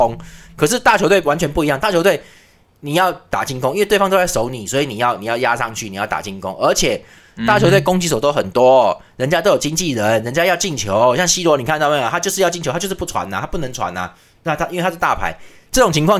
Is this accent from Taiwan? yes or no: yes; Taiwan; 我们台湾人